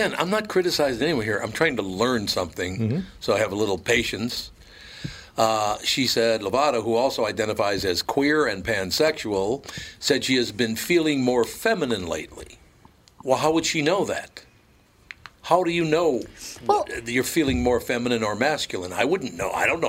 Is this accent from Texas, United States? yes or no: no; Minneapolis, Minnesota, United States; I'm a kid from Minneapolis walking into Don Buchwald in New York